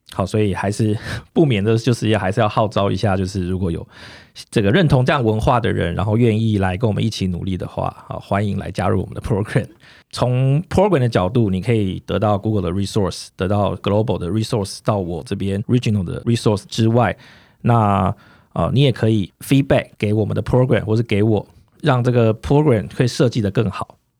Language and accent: Chinese; southern Taiwan, Taiwan; now in Taipei, Taiwan; 我自己从小在南部比较乡下的地方长大，然后一，一路求学，然后到，到台北来